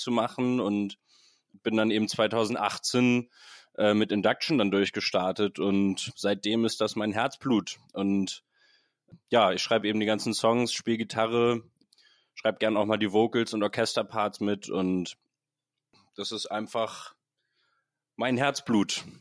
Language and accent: German; Hamburg, Germany; Ich bin ein Hamburg gebürtiger Mensch